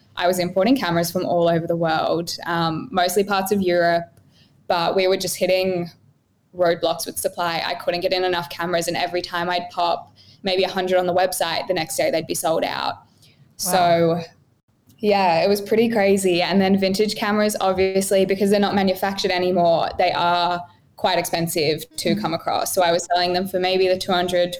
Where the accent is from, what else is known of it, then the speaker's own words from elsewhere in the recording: Melbourne, Victoria, Australia; now in Gold Coast, Australia; I'm originally from Melbourne and now I live on the Gold Coast.